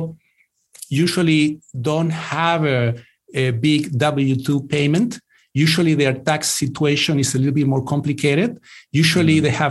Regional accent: Chile; moved away as an adult; also born or lived in England; now in United States; I grew up in Chile. Then I lived in the UK in England for a few years. And then I moved to the US in the late 90s.

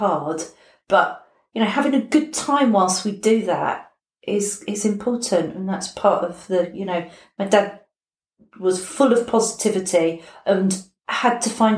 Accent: London, United Kingdom; I was born in London, in Battersea, just off Battersea High Street

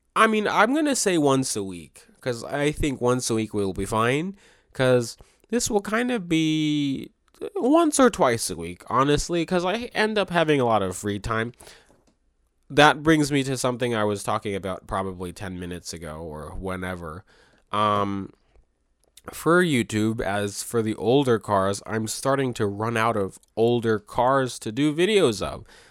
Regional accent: Maryland, United States; I was born and raised in Maryland.

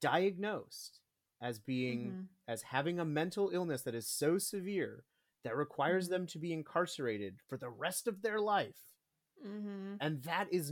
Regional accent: Minnesota, United States; I'm from Minnesota.

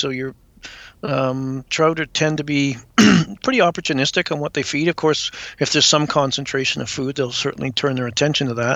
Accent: Vancouver Island, British Columbia, Canada; also born or lived in England; Emigrated to Canada when I was 7 and grew up in British Columbia, primarily on Vancouver Island

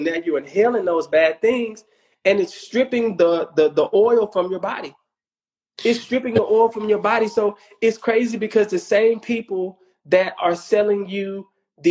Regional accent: Houston, Texas, United States; I'm from Third Ward

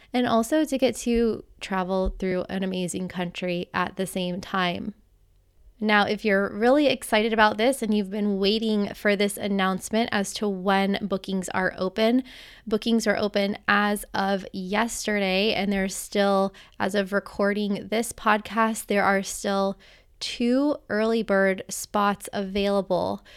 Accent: United States; moved away as an adult; also born or lived in Costa Rica; growing up in the United States

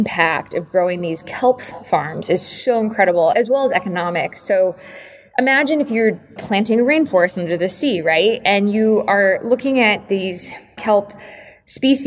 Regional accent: Connecticut and Cape Cod, New England, United States; I'm also from New England. I grew up between Connecticut and Cape Cod

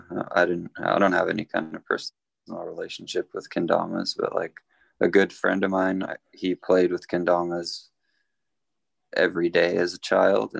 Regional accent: Norway; now in Southern California, United States; I was born in Norway

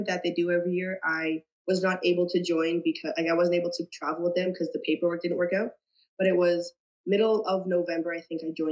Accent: between Richmond Hill and Aurora, Ontario, Canada; I live in between Richmond Hill and Aurora

